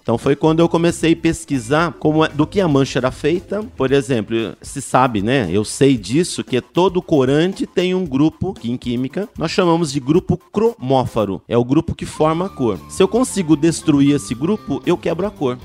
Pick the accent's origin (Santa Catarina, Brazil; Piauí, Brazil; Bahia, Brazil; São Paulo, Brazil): São Paulo, Brazil; Jacareí; moved away as an adult; now in São Paulo, Brazil; eu sou da, do interior de São Paulo, eu sou de Jacareí.